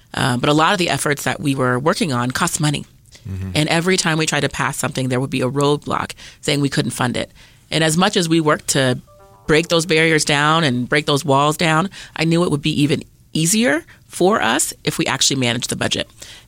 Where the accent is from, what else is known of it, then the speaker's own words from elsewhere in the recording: Germany; born there; also born or lived in Colorado Springs, United States; My mom was in the Army, so I was actually born in Germany.